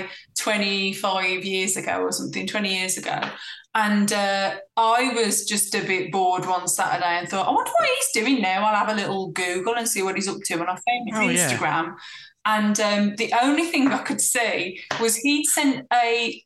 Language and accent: English; Black Country, West Midlands, United Kingdom; my hometown in the Black Country